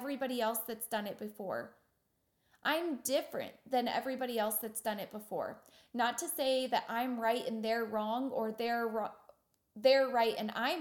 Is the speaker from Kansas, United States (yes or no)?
yes; Wichita, Kansas, United States; I'm from Wichita, Kansas, and we're about 10 years behind everybody else